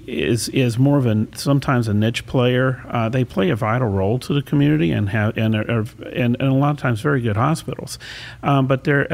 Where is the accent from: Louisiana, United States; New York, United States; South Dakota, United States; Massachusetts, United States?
Louisiana, United States; Baton Rouge; also born or lived in Houston, Texas; now in Sarasota, United States; It was in Baton Rouge, Louisiana, which is also the capital of Louisiana